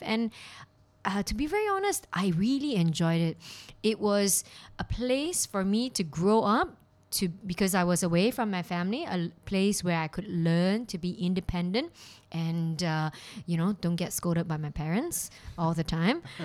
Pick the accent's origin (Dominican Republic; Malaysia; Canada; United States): Malaysia; Kuala Lumpur; moved away as an adult; now in Hong Kong; I'm from Kuala Lumpur, Malaysia